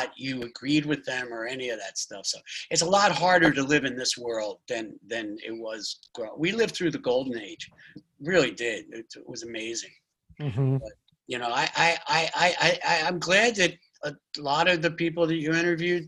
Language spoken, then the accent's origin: English; Philadelphia, Pennsylvania, United States; I'm from Philadelphia